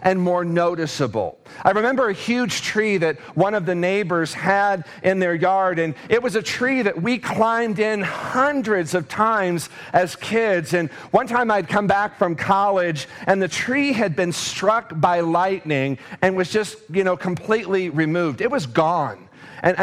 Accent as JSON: {"language": "English", "town": "Davenport", "region": "Iowa", "country": "United States", "tie": "born or raised there", "lives_now": "Mason City, United States", "said": "I was born and raised in Davenport, Iowa, and I had been living there, you know, for the first 20 years of my life"}